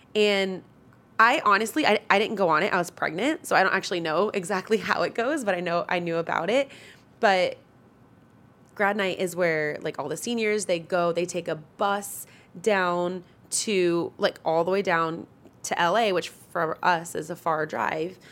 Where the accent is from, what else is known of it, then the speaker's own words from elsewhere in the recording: Northern California, United States; I'm from Northern California, born and raised Northern California